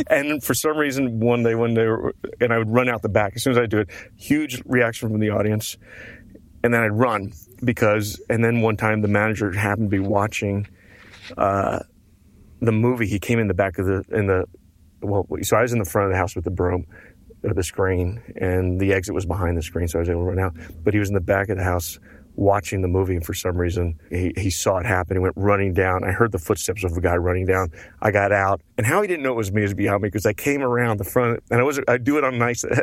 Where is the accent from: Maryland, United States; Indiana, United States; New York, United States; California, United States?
New York, United States; moved away; also born or lived in Houston, Texas; I was from New York and had a hard time assimilating